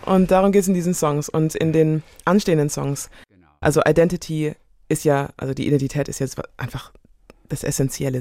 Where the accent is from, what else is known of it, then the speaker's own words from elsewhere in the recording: Biberach an der Riss, Baden-Württemberg, Germany; also born or lived in Karlsruhe; Ich bin Deutsche, ich bin hier groß geworden, ich bin hier mhm. geboren.